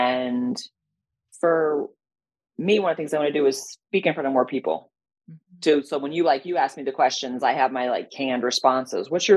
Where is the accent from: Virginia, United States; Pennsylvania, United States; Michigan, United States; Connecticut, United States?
Connecticut, United States; moved away; also born or lived in Cincinnati; I grew up in Connecticut, trees